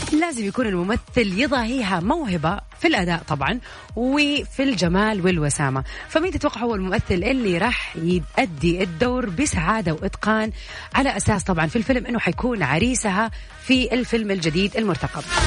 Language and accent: Arabic; Saudi Arabia; عندنا في السعودية